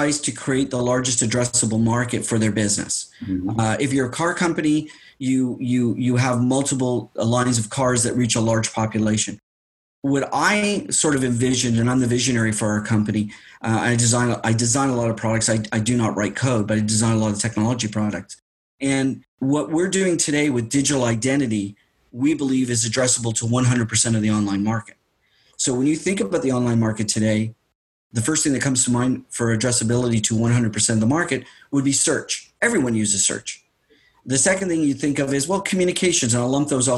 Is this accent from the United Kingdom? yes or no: no; Canada; As a Canadian, I'm a very proud Canadian